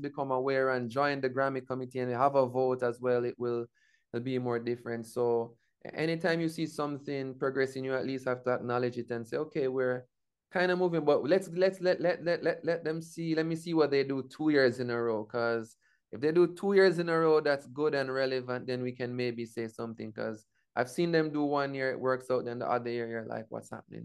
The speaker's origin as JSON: {"language": "English", "country": "Jamaica", "said": "my indigenous zone of being Jamaican"}